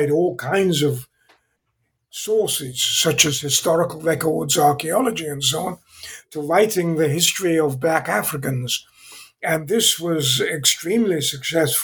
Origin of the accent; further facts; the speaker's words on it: England, United Kingdom; accent: British; moved away as an adult; also born or lived in Zambia; now in California, United States; I was born in England. I still have somewhat of a British accent, although I've been in California for 55 years